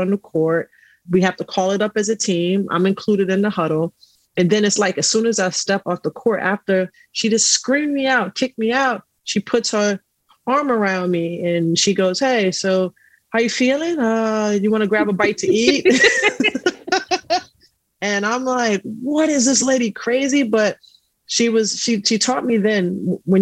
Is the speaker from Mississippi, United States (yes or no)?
no; New York City, New York, United States; I grew up in Astoria housing projects